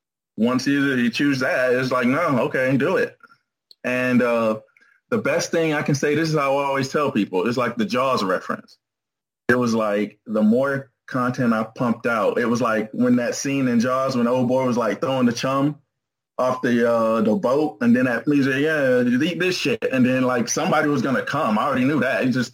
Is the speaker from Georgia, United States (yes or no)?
yes; Atlanta, Georgia, United States; Atlanta, Georgia.